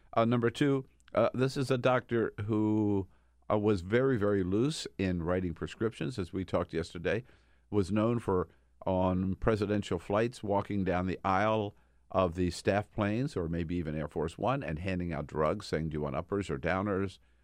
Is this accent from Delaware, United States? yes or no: yes; Delaware, United States; now in California, United States; grew up in Delaware, went to high school in Delaware